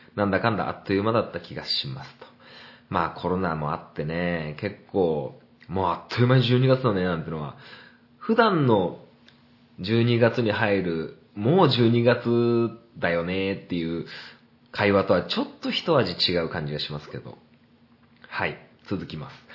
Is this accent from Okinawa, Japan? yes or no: no; Niigata, Japan; 新潟県で生まれて、新潟県で育って